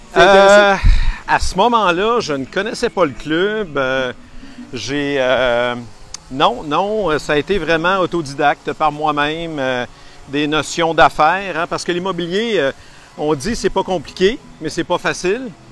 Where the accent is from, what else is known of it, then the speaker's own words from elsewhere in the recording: Quebec City, Quebec, Canada; Je suis de Québec